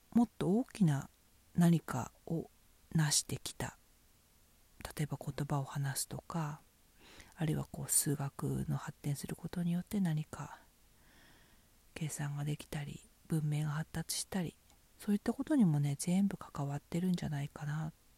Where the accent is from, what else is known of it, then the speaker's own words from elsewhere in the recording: Fukushima, Japan; 私は福島県出身ですけど